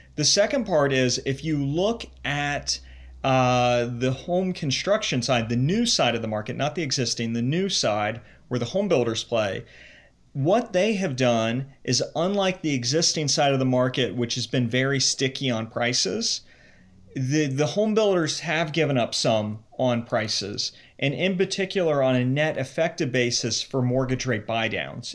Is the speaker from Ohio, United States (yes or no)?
yes; Cincinnati, Ohio, United States; moved away as an adult; also born or lived in New York; I grew up in the Cincinnati area